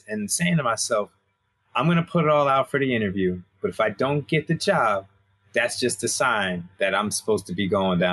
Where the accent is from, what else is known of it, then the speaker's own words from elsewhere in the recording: Albany, New York, United States; moved away; also born or lived in Hampton, Virginia / Rochester, New York; I'm originally from Albany, New York, so upstate New York